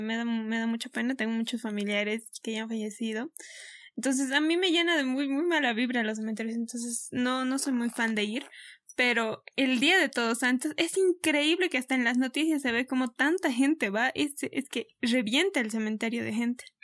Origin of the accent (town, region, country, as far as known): Bolivia